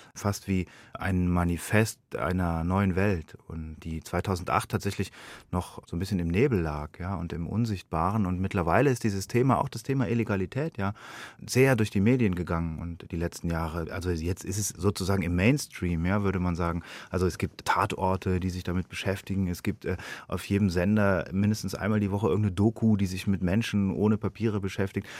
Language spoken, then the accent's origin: German; Munich, Bavaria, Germany; als Bürger dieses Landes, als Europäer, als Deutscher, als Münchner